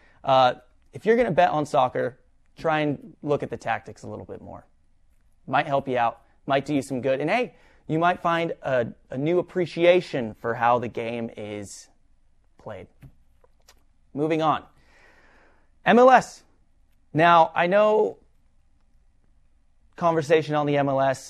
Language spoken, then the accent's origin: English; Los Angeles, California, United States; growing up in Los Angeles